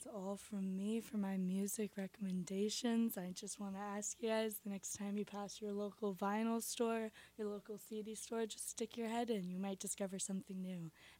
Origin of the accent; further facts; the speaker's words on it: Los Angeles, California, United States; I grew up in Los Angeles. I went to school near Santa Monica.